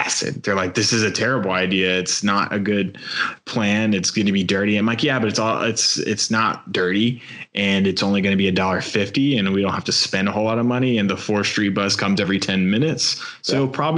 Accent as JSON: {"language": "English", "region": "New York", "country": "United States", "moved": "yes", "lives_now": "Louisville, United States", "said": "I'm from New York"}